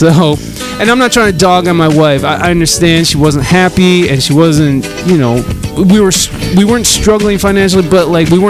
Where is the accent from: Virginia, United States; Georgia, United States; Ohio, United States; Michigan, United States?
Michigan, United States; Adrian; And I'm actually originally from Michigan. I'm okay. from this shithole called Adrian, Michigan.